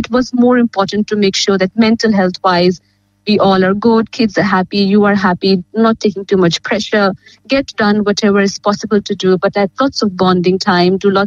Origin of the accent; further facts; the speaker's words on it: India; now in Geelong, Australia; I come from India